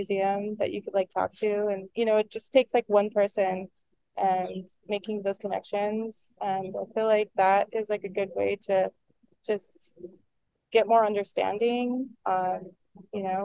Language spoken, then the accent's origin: English; Navajo Nation, United States; now in Albuquerque, United States; I'm Navajo